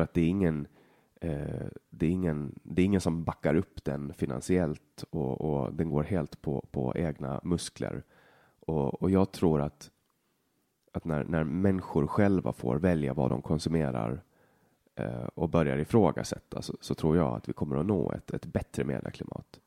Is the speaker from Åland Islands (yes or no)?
yes; Åland Islands; moved away as an adult; now in Sweden; jag är helt uppvuxen här